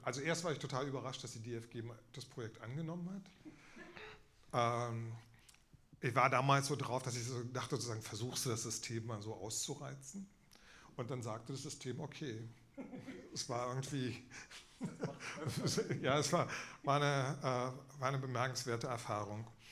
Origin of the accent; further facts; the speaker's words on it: Berlin, Germany; ich bin in Ostberlin geboren